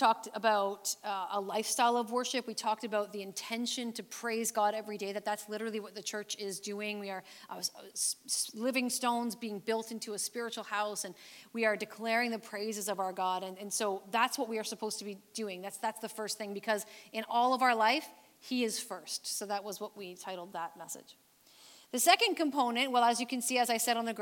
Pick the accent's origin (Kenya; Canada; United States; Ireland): Canada; Canadian believers